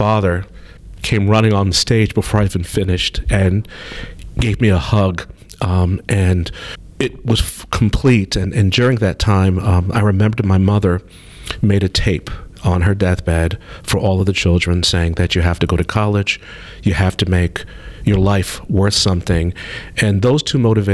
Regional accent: New York City, New York, United States; I grew up in New York City. In Brooklyn in particular, a very dense city.

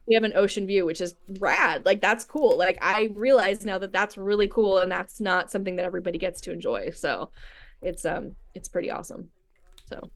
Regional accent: Moorpark, California, United States; also born or lived in Los Angeles / Orange County / Ventura; I, I was born in L A, but I grew up, um, in Ventura County. Um, the place, the town I grew up in Moore Park

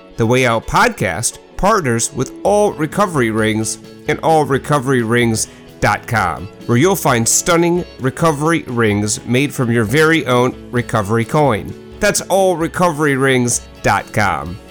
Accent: Midwest, Minnesota, United States; I am a Midwesterner

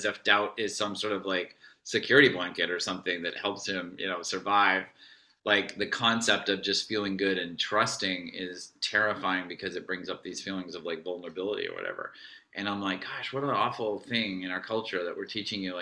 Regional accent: New England, United States; I grew up in New England

